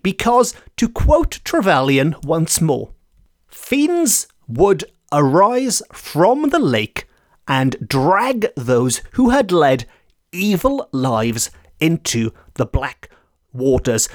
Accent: Port Talbot, Wales, United Kingdom; my hometown of Port Talbot

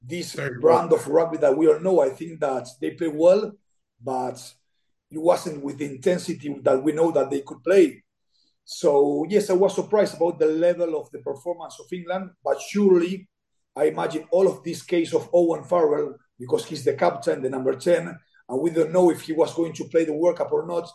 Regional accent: Argentina; English is a second language; I'm from Argentina

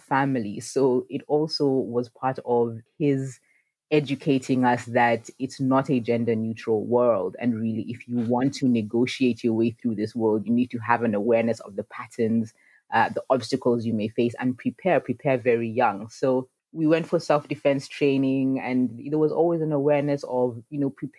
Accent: Nairobi, Kenya; I was born in Nairobi, Kenya

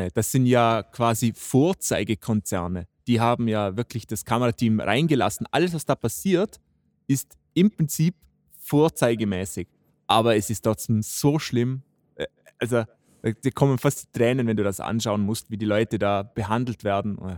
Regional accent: Austria; bei uns in Österreich

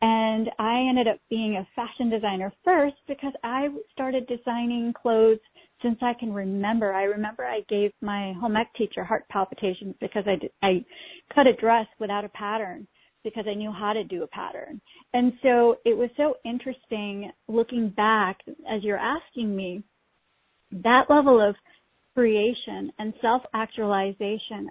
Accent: Pakistan; now in United States; I was born in Pakistan

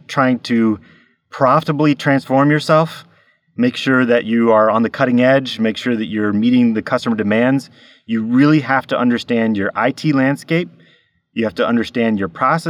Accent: United States; moved away as an adult; now in Norway; I'm an American in Norway. I've been here for 13 years

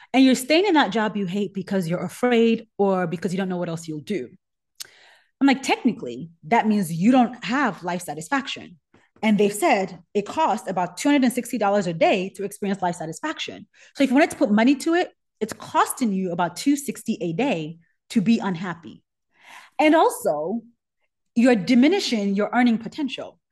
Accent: Nigeria; moved away; I'm Nigerian. I grew up hot

